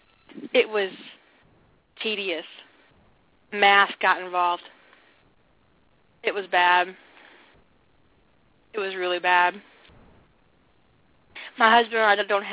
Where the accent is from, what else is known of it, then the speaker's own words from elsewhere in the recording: United States; I'm American.